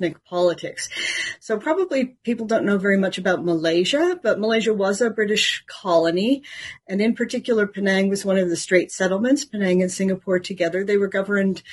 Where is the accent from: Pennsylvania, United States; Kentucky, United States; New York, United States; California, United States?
California, United States; I grew up in California as a member of a Catholic church